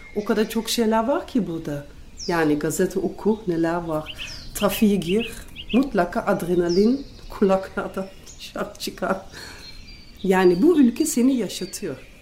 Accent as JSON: {"language": "Turkish", "country": "Netherlands", "tie": "born or raised there", "second_language": "Turkish", "moved": "as an adult", "lives_now": "Turkey", "said": "Hollanda doğumluyum. 23 sene Türkiye'de oturuyorum"}